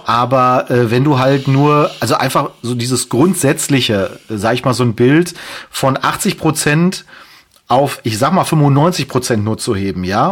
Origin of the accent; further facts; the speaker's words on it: Castrop-Rauxel, North Rhine-Westphalia, Germany; von meiner Heimatstadt